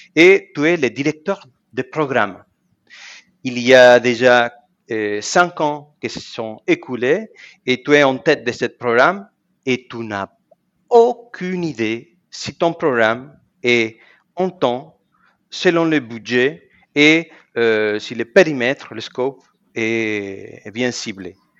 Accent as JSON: {"language": "French", "country": "Argentina", "tie": "born or raised there", "also_born_or_lived": "Germany", "moved": "as an adult", "lives_now": "France", "said": "je suis né en Argentine il y a 46 ans"}